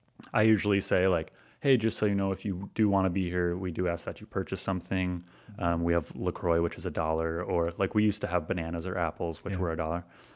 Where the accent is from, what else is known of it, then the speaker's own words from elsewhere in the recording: Granville, United States; also born or lived in Detroit; because I'm from Granville. Like I am born and raised in Granville. Like I've been around just like, you know, middle-class white people my entire life. I lived in Detroit for a year and in a mostly Arabic community.